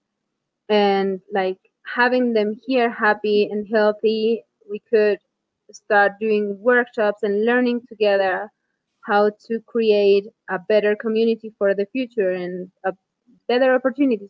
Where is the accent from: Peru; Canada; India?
Peru; Huarán, Cusco; moved away as an adult; I am from Huarán